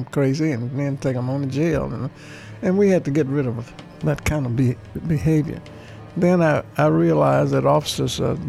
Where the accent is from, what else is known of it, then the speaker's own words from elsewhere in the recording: Birmingham, Alabama, United States; I grew up in Birmingham